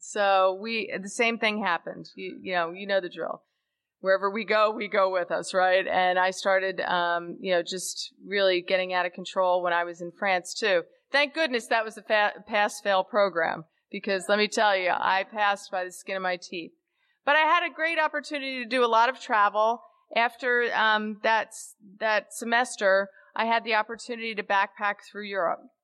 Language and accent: English; Caldwell, New Jersey, United States; I was born on November 20th, 1962, in a town that's about a half, half a, uh, an hour west of the George Washington Bridge in New Jersey, a town called Caldwell, New Jersey.